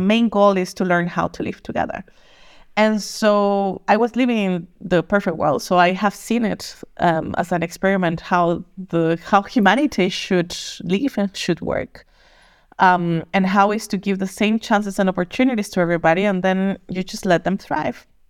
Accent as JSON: {"language": "English", "country": "Costa Rica", "also_born_or_lived": "Germany", "moved": "as an adult", "lives_now": "Berlin, Germany", "said": "I'm originally from Costa Rica"}